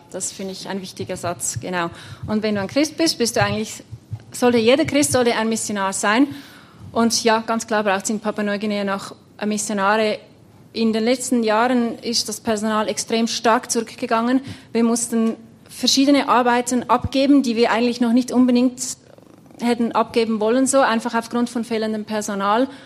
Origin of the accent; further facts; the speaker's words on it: Zurich, Switzerland; gar nicht so viel anders wie jetzt im Kanton Zürich, wo ich herkomme.